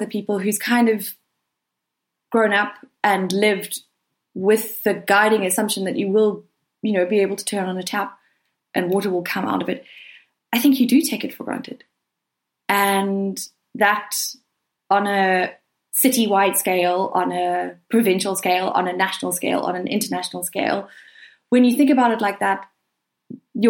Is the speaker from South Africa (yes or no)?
yes; Durban, KwaZulu-Natal, South Africa; moved away as an adult; also born or lived in Cape Town; I grew up in Durban, which is a kind of like a subtropical city